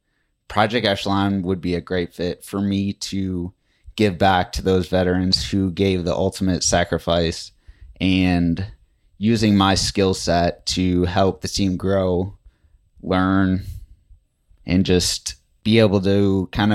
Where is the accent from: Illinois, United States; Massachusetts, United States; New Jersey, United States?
Illinois, United States; Chicago; I am from Chicago